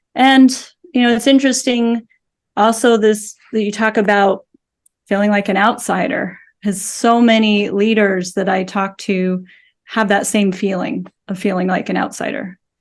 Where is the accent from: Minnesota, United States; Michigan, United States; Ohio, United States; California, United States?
California, United States; Southern; I grew up in Southern California